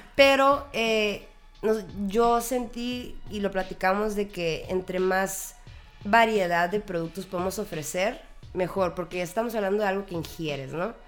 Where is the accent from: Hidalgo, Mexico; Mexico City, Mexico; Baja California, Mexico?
Baja California, Mexico; Tijuana; yo crecí literalmente en la REU.